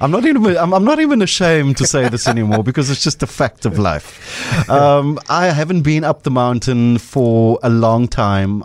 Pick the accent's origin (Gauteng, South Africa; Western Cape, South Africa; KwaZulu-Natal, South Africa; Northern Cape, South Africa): Western Cape, South Africa; Cape Town; I grew up on the Cape Flats